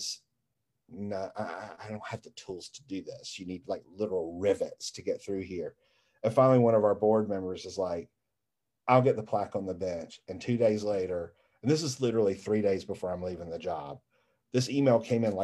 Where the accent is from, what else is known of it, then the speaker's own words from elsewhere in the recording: Greenville, South Carolina, United States; I'm from Greenville, South Carolina, and I love my hometown